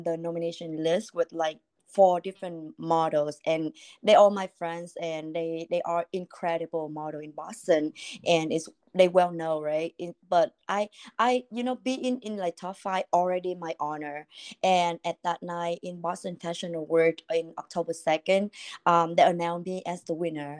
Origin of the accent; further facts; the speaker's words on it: Vietnam; English is a second language; moved away as an adult; now in United States; I born and raised in Vietnam, and I was 19 years old when I moved to the US